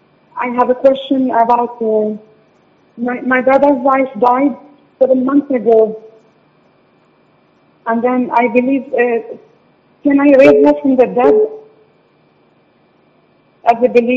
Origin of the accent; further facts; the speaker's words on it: Bethlehem, West Bank, Palestine; now in Ireland; I'm calling from Ireland. I'm originally from Bethlehem, from Jesus' land, Jerusalem.